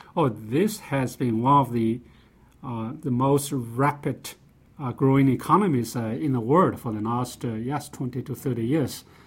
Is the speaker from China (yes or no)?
yes; China; moved away; also born or lived in Nanjing; I grew up in China. I was a small farm, um, producer.